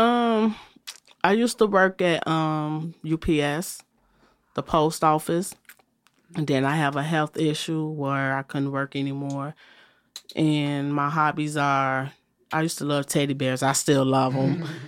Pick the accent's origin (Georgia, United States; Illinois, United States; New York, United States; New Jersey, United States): Illinois, United States; Chicago; I was born in the city of Chicago, and I was born, like, in the Inglewood area.